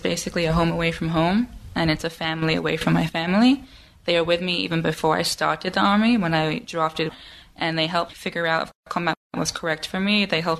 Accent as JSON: {"language": "English", "region": "London", "country": "United Kingdom", "moved": "as an adult", "lives_now": "Israel", "said": "I'm originally from London in England."}